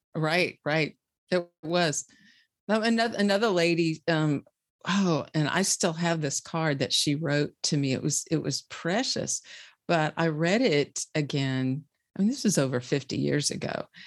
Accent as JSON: {"language": "English", "town": "Bluffton", "region": "Indiana", "country": "United States", "tie": "born or raised there", "said": "I am from, uh, a small city in Indiana called Bluffton"}